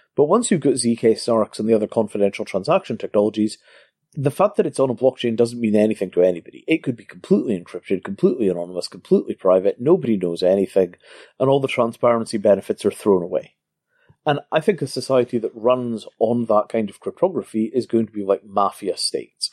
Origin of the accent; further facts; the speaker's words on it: Scotland, United Kingdom; I grew up in Scotland before the invention of racism